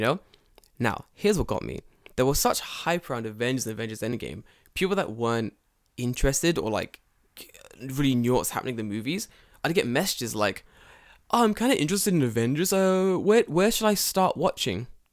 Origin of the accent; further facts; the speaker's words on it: England, United Kingdom; moved away; also born or lived in Japan; I'm English.